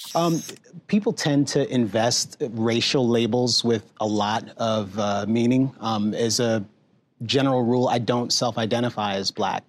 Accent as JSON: {"language": "English", "country": "United States", "said": "I'm an American"}